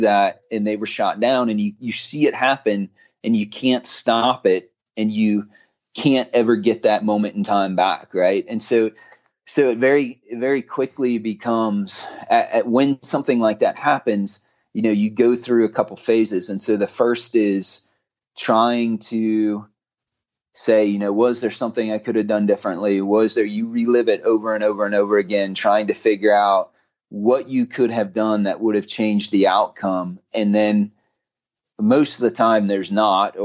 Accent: West Chester, Ohio, United States; moved away; my hometown in Westchester, Ohio, or what was my hometown where I grew up

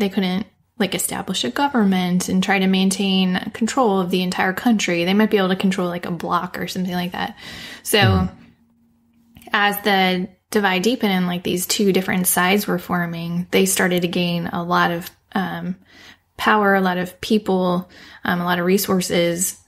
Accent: United States; I'm clearly American

